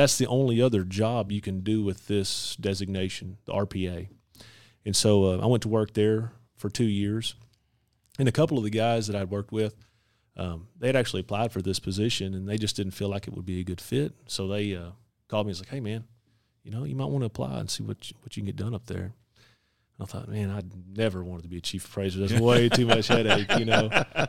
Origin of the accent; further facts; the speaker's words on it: Fort Worth, Texas, United States; I was born and raised in North Texas, born in Fort Worth, lived all my life in Parker County.